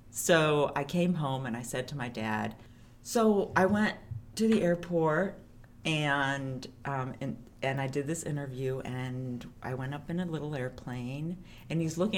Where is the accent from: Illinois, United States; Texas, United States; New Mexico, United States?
Illinois, United States; Chicago; I grew up here in Chicago, big fat Greek family